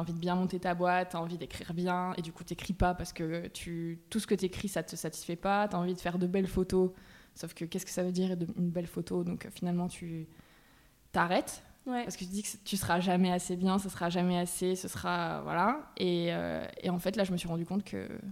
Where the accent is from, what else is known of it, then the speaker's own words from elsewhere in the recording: Bergerac, Nouvelle-Aquitaine, France; je viens de Bergerac, dans le sud-ouest